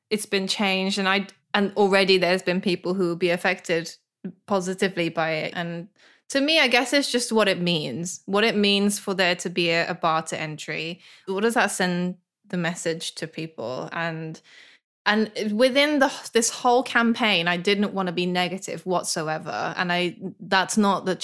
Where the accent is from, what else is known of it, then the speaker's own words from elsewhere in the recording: United Kingdom; I'm British too.